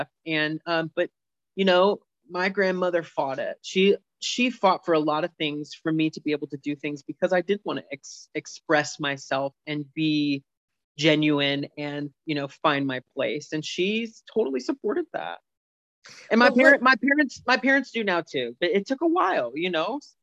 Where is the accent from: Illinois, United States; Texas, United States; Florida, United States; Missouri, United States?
Missouri, United States; St. Louis; moved away as an adult; also born or lived in Warrensburg, Missouri / Chicago; now in Virginia, United States; I grew up in St. Louis